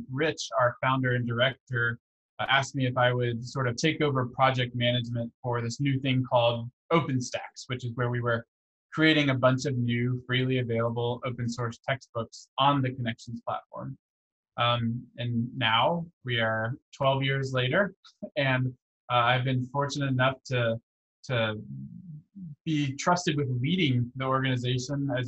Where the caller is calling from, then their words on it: Houston, Texas, United States; my bedroom in Houston, Texas.